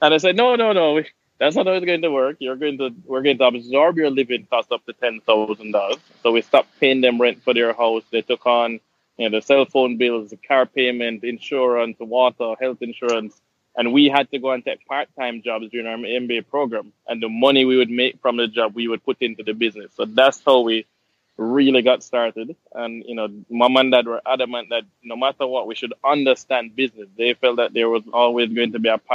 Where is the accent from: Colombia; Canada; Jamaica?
Jamaica; moved away; I'm Jamaican.